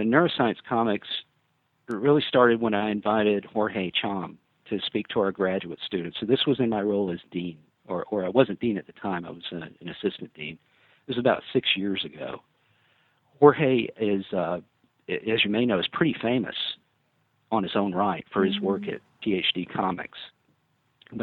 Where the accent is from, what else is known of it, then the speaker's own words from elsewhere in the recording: South Alabama, United States; I'm from South Alabama originally